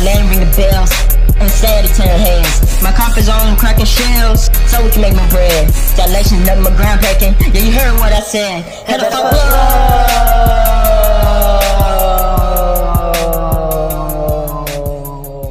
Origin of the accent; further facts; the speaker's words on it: Cincinnati, Ohio, United States; I'm from Cincinnati